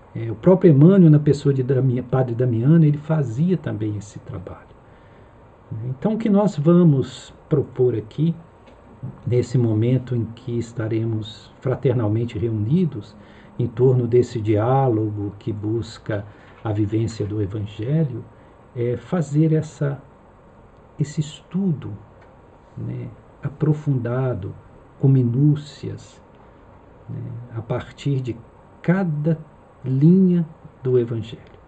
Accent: Minas Gerais, Brazil; moved away; lá em Minas, de onde eu venho

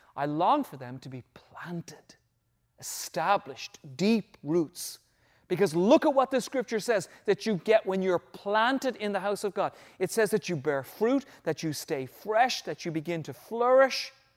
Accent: Ireland; moved away; back in my home country, when I was probably in my middle teenage years

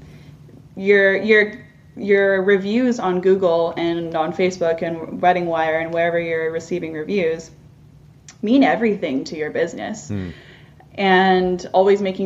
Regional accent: near Whistler, British Columbia, Canada; I'm First Nations from, as I mentioned earlier, from near Whistler

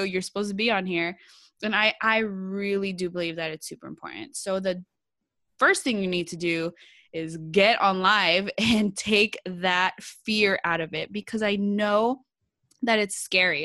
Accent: San Jose, California, United States; I'm from California. I'm from San Jose, Bay Area, like, we say hella out here

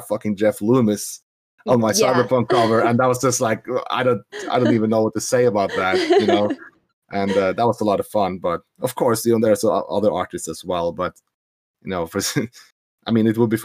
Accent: Norway; I'm from Norway

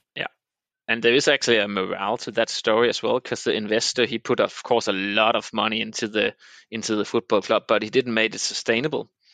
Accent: Denmark; moved away as an adult; also born or lived in Copenhagen, Denmark; I grew up in the middle of the of, uh, the peninsula called Jutland in Denmark

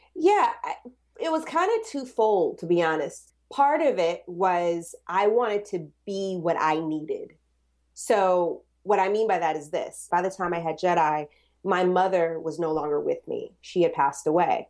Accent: the South, United States; I'm from the South.

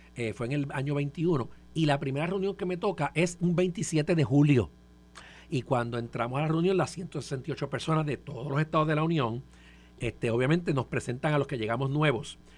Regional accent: Puerto Rico; tres somos los tres puertorriqueños

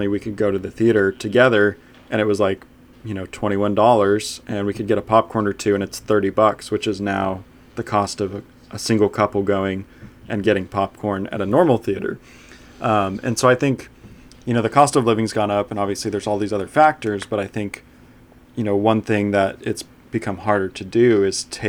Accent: Huntington Beach, California, United States; I grew up in Huntington Beach, California

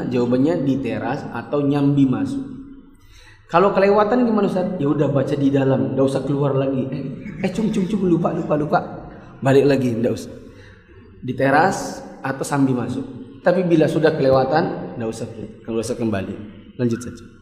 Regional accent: Balikpapan, East Kalimantan, Indonesia; Saya orang Bali Papan, insya Allah saya berencana malam Idul Fitri ini saya akan ada di Mekah, maka bayarnya tetap di sini.

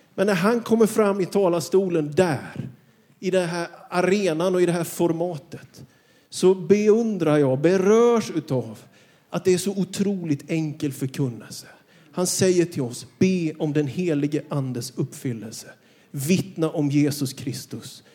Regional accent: Björkeby, Jönköping County, Sweden; Jag kommer från Björkeby utanför Vetlanda. Jag är uppvuxen i en by med mer kossor än människor till invånare

